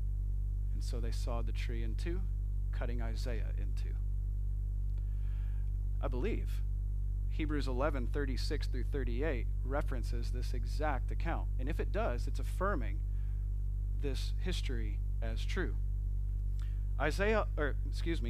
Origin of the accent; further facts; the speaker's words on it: Flint, Michigan, United States; I'm from Flint, Michigan.